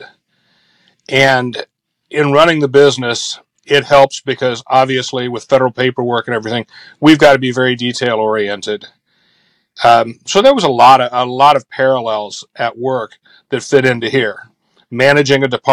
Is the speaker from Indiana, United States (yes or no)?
yes; Speedway, Indiana, United States; I grew up on the west side of Indy in the Speedway area, went to Speedway High School